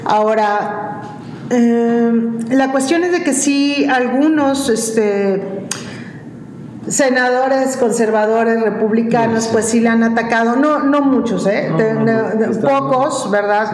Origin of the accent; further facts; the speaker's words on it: Mexico; mi país